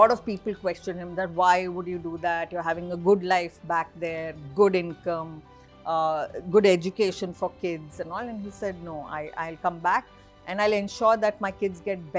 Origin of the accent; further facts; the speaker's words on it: Saudi Arabia; also born or lived in Bangalore, India; while I was born in Bangalore, uh, to very middle class family, uh, my dad used to work in the Middle East. Uh, so uh, as soon as I was born, we were shipped off to Saudi